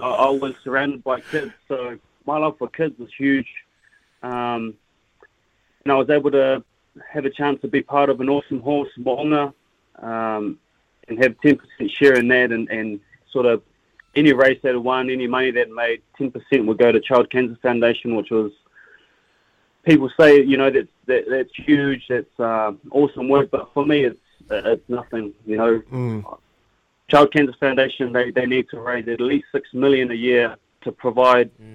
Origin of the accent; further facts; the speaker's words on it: Christchurch, Canterbury, New Zealand; I'm from Christchurch